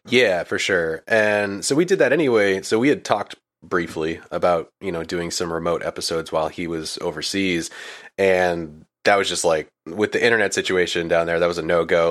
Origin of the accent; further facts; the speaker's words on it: Maine, United States; moved away as an adult; now in Florida, United States; I was originally from Maine, actually. Um, I was born and raised there and lived there until I was about, uh, I wanna say twenty-five